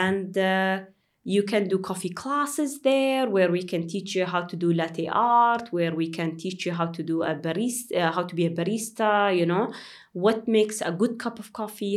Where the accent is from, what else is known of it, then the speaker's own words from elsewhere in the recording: Dubai, United Arab Emirates; I'm from, uh, Dubai.